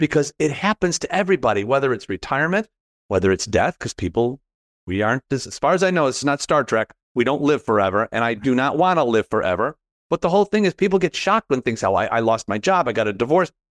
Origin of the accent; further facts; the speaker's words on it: Chicago, Illinois, United States; I'm from Chicago